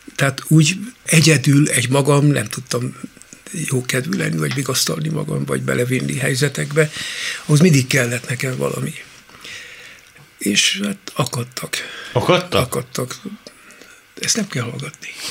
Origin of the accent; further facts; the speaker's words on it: Baranya, Hungary; also born or lived in Tab, Somogy; Én egy intézetben nevelkedtem